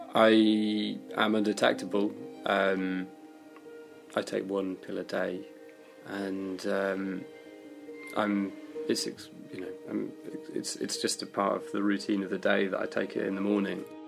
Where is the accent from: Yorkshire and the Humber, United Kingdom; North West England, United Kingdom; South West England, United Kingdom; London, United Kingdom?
London, United Kingdom; also born or lived in Bristol; I'm originally from West Hampstead